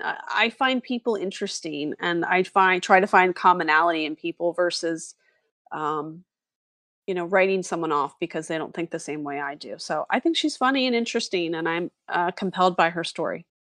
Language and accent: English; East Coast, United States; moved away as an adult; also born or lived in Philadelphia suburbs; now in Los Angeles, United States; I'm from East Coast